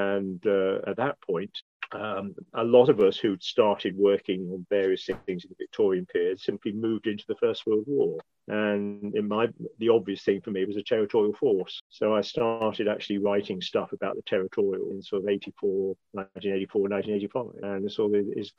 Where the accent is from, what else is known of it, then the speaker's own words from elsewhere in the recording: Buckinghamshire, South East England, United Kingdom; Strangely enough, I was born in Buckinghamshire. I was born and brought up in a village called Wychurt, which is just north of Aylesbury.